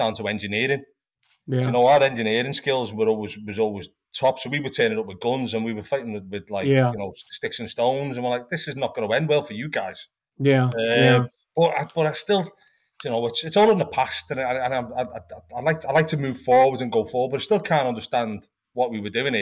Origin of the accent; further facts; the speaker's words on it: Liverpool, North West England, United Kingdom; moved away as an adult; now in New England, United States; I'm from Liverpool originally